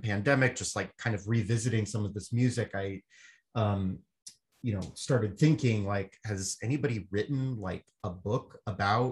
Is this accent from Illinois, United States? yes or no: no; Southern California, United States; I grew up in Southern California around the same time as Jake